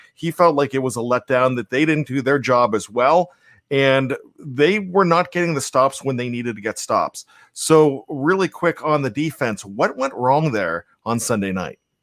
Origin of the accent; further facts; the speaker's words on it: Johnstown, Pennsylvania, United States; I grew up in Johnstown, Pennsylvania